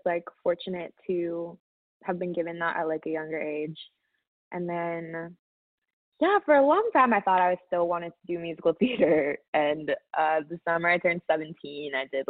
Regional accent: San Francisco, California, United States; moved away as an adult; also born or lived in New York City; I'm originally from San Francisco. I was born there and grew up there. I was there until I was like 18.

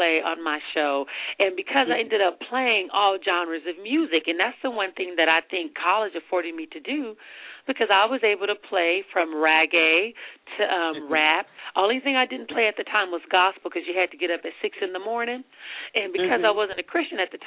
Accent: Richmond, California, United States; I grew up in Richmond, California

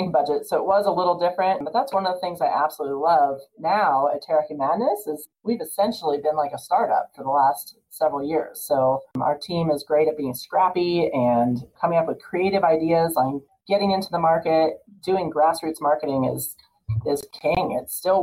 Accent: California, United States; moved away as an adult; also born or lived in Boulder, Colorado; now in Colorado, United States; So I grew up in California and I went to school out here in Boulder at CU

